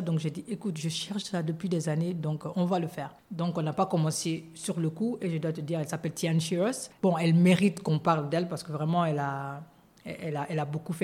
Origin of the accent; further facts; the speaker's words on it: Guinea; moved away; also born or lived in New York; je suis guinéenne